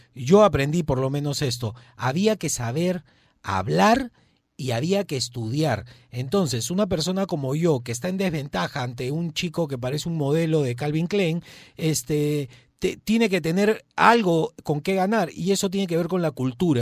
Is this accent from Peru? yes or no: yes; Peru; como peruanos